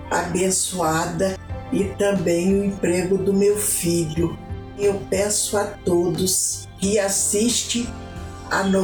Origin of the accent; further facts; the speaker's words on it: Vitória, Espírito Santo, Brazil; sou de Vitória Espírito Santo.